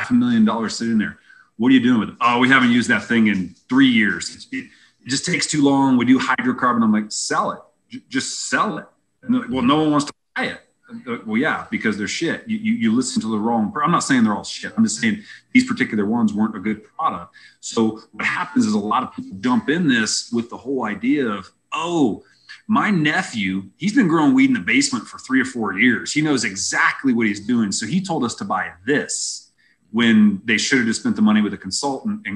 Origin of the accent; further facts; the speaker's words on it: Indiana, United States; moved away as an adult; now in Colorado, United States; I'm from Indiana.